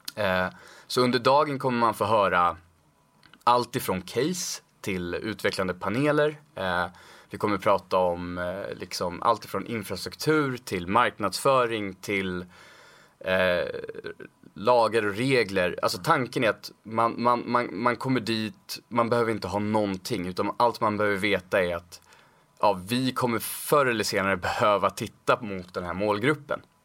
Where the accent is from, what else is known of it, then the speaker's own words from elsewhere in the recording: Stockholm, Stockholm County, Sweden; född och uppvuxen i Stockholm